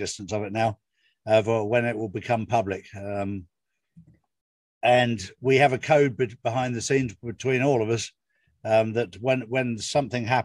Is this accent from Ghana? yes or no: no; England, United Kingdom; being an Englishman, coming over to America, I come over as a foreigner